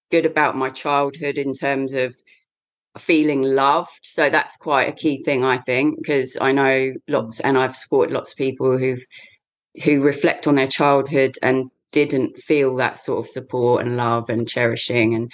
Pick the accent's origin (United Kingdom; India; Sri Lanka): United Kingdom; the shires of England; in England, born and bred in the shires of England.